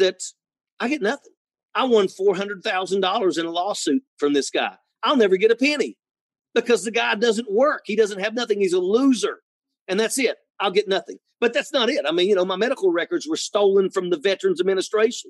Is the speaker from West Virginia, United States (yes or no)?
yes; Logan County, West Virginia, United States; born or raised there